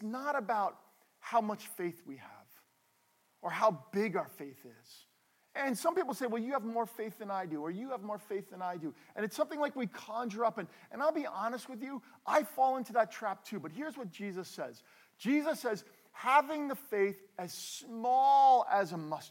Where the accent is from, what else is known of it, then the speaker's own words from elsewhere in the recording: New Jersey, United States; We are from New Jersey. We are from the Northeast.